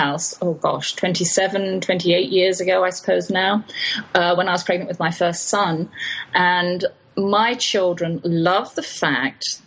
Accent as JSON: {"language": "English", "region": "England", "country": "United Kingdom", "moved": "yes", "said": "I'm English"}